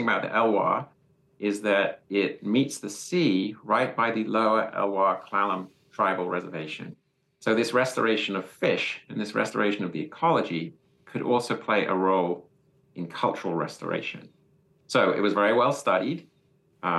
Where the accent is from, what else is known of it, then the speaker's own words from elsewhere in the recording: England, United Kingdom; moved away as an adult; now in United States; I'm from England originally